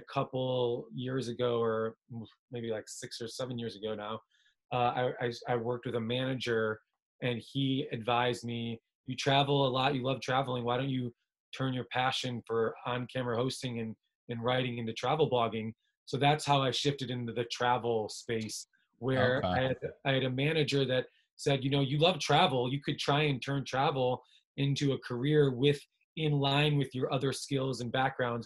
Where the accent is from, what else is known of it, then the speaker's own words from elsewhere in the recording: Naperville, Illinois, United States; moved away; My family, I grew up in the Chicagoland area